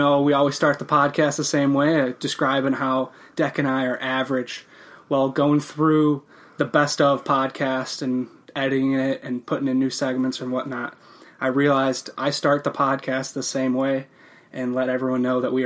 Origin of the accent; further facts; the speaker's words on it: Mount Prospect, Illinois, United States; moved away as an adult; now in Minnesota, United States; my hometown of Mount Prospect